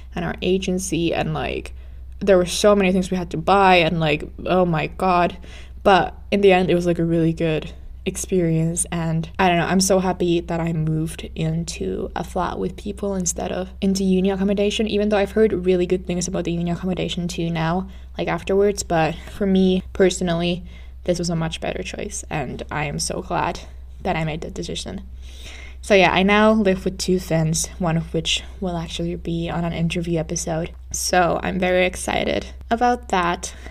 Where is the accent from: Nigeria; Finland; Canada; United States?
Finland; moved away as an adult; now in Stirling, United Kingdom; I'm originally from Finland